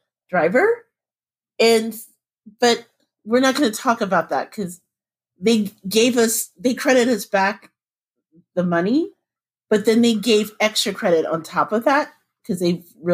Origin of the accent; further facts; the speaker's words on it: Indianapolis, Indiana, United States; my hometown in Indianapolis